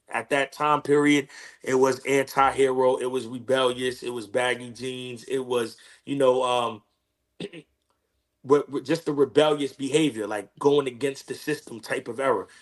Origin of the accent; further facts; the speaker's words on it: New York City, New York, United States; growing up in growing up in Queens